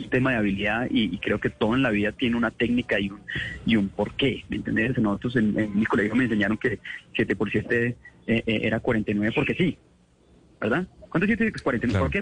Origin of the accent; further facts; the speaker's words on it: Manizales, Caldas, Colombia; Yo me crié en Manizales